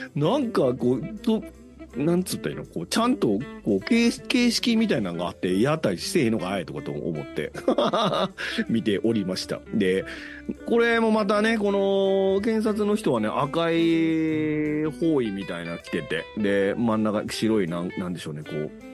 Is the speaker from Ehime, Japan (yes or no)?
no; Osaka, Japan; accent: Osaka dialect; 僕は大阪弁を喋ってるんですけど